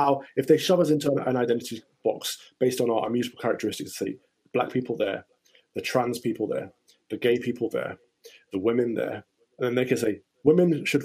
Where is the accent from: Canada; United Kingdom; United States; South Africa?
United Kingdom; I was born British, but I choose to remain here because I think it's the greatest place in the world to live.